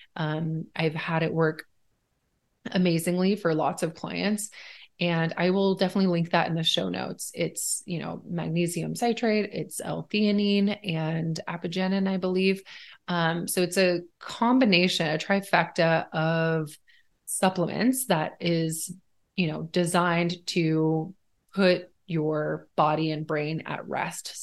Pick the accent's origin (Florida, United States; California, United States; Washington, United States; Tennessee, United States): Washington, United States; also born or lived in Sweden; Washington is like a four season state